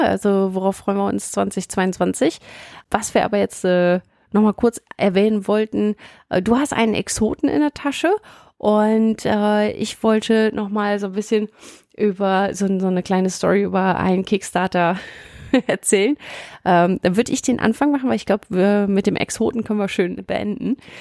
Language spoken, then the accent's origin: German; Münsterland, North Rhine-Westphalia, Germany; Ich komme eher aus dem Münsterland äh, gebürtig